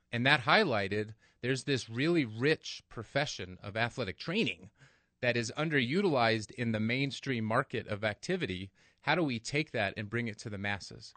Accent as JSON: {"language": "English", "town": "Angel Fire", "region": "New Mexico", "country": "United States", "tie": "born or raised there", "lives_now": "Albuquerque, United States", "said": "I grew up in Angelfire. I went to state. Even though I left, I moved back"}